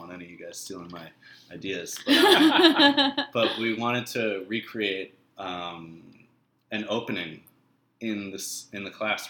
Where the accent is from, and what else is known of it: Massachusetts, United States; born or raised there